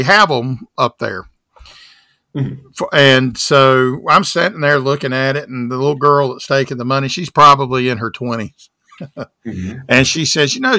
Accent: the South, Southern United States, United States; now I'm from the South

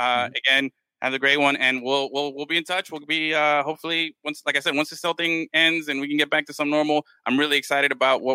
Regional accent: Miami, Florida, United States; as a Hispanic kid growing up in Miami

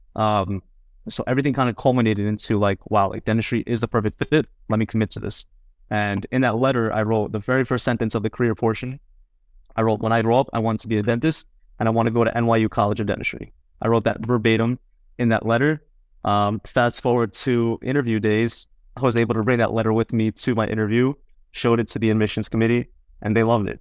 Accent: New Jersey, United States; also born or lived in Queens, New York; I grew up alongside him in Jersey, you know, ever since I was four, three or four years old.

